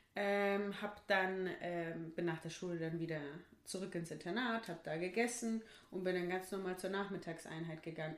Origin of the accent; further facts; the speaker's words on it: Bochum, North Rhine-Westphalia, Germany; bei uns in Wattenscheid